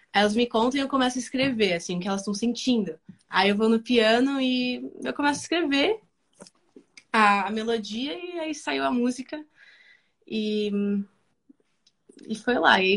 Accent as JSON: {"language": "Portuguese", "country": "Argentina", "second_language": "Portuguese", "said": "E agora, assim, eu tô me sentindo, assim, melhor com português, também espanhol, né? Porque eu sou da Argentina, então... Mas é mais difícil espanhol."}